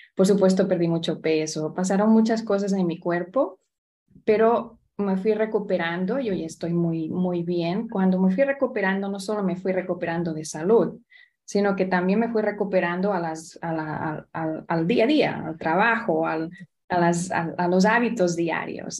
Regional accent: Barcelona, Catalonia, Spain; also born or lived in Florida / South Carolina; now in Indianapolis, United States; nací al otro lado del charco, vengo de Barcelona

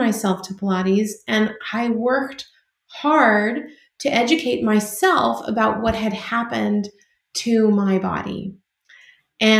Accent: California, United States; I'm from California. I was born and raised here in California, and I'm actually a fifth generation Californian

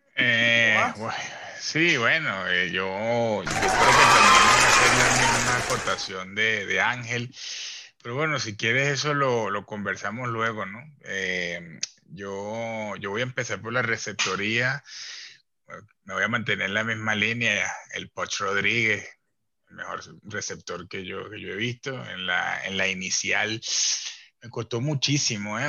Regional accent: Venezuela; mi compatriota Ovaldo Guillén

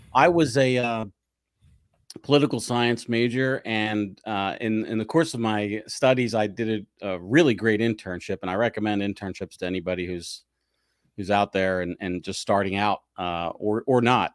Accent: 11 miles east of Philadelphia, the suburbs in New Jersey, United States; I grew up 11 miles due east from the city in uh, the suburbs in New Jersey

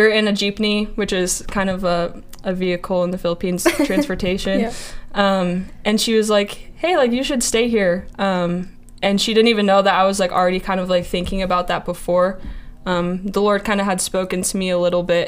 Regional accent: Kalispell, Montana, United States; I'm from Kalispell, Montana

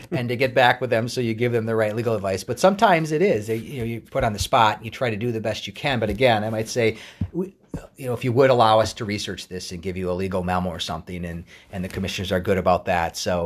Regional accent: Wauwatosa, Wisconsin, United States; moved away as an adult; also born or lived in Madison, Wisconsin; now in Minnesota, United States; I was born and raised in Wauwatosa, Wisconsin, which is a suburb of Milwaukee.

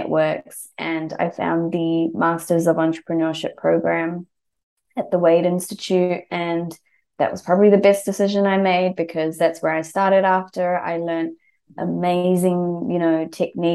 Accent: New Zealand; moved away as an adult; now in Melbourne, Australia; I was born and brought up in New Zealand

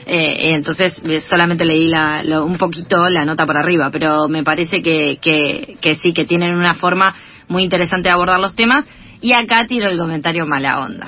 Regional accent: Junín, Buenos Aires Province, Argentina; somos las dos de Junín

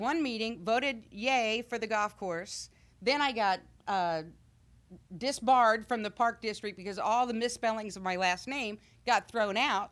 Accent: Missouri, United States; moved away as an adult; now in Illinois, United States; I'm from Middle Missouri

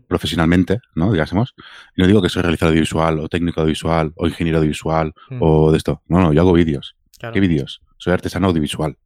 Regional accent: Mataró, Catalonia, Spain; yo me considero que soy de Rocafonda. Mm. ¿vale? que es un barrio de Mataró

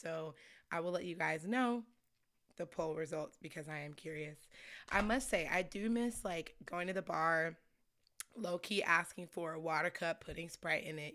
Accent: Scottsdale, Arizona, United States; also born or lived in Chicago, Illinois; I moved to actually Scottsdale, Arizona when I was, like, seven years old.

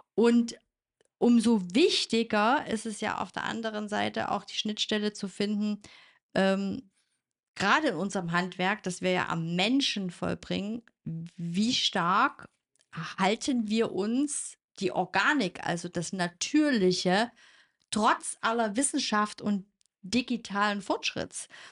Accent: the East, eastern Germany, Germany; als Teenager im Osten

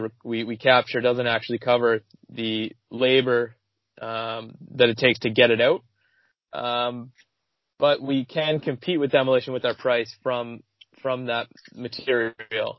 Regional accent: Ottawa, Ontario, Canada; also born or lived in Kingston, Ontario; So I grew up in Ontario. I grew up in Ottawa and then Kingston

